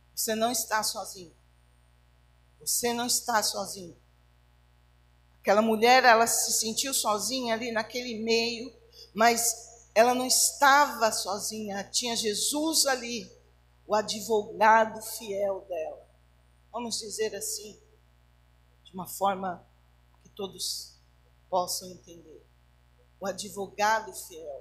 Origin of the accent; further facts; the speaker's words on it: Barbacena, Minas Gerais, Brazil; quando eu era criança pequena lá em Barbacena, é, a minha a minha meninice ela foi muito dura